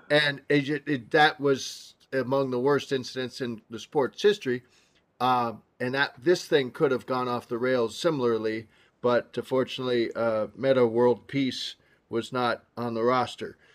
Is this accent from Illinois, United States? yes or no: yes; Chicago, Illinois, United States; I was raised by Chicago. I grew up on the South Side.